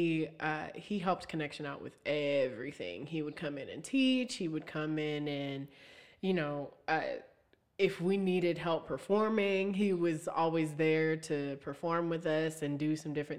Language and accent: English; Austintown, Ohio, United States; there were like three or four of us from outside school districts. I was from Austintown